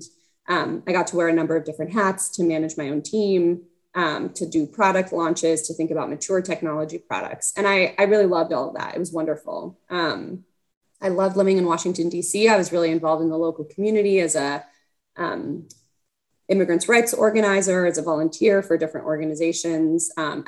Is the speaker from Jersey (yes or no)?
no; Mexico City, Mexico; English is a second language; also born or lived in Canada; I am originally from Mexico City. I am the daughter of diplomats. And so I was lucky enough to spend my childhood in a few different places.